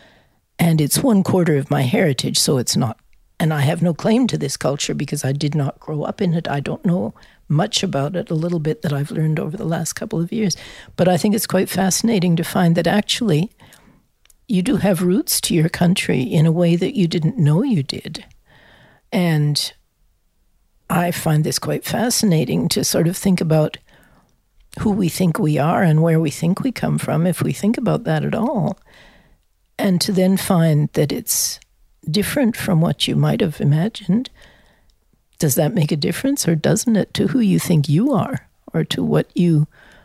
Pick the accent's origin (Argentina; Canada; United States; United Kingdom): Canada; moved away; also born or lived in France / Australia; And I'm a Canadian.